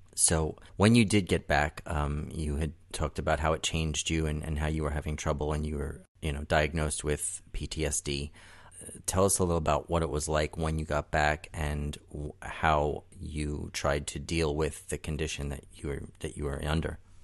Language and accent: English; New York City, New York, United States; moved away as an adult; now in Southern California, United States; I was born and raised in Brooklyn